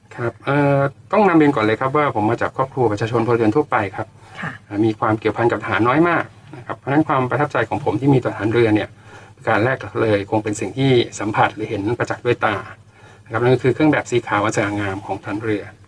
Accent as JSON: {"language": "Thai", "region": "Bangkok", "country": "Thailand", "tie": "born or raised there", "said": "ผมเป็นคนกรุงเทพโดยกำเนิดครับเรียนอยู่ที่กรุงเทพมหานครตั้งแต่ต้น"}